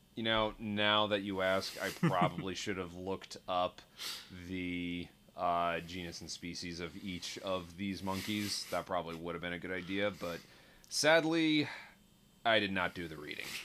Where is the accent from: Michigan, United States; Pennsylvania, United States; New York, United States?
New York, United States; also born or lived in Westchester County; I grew up in New York.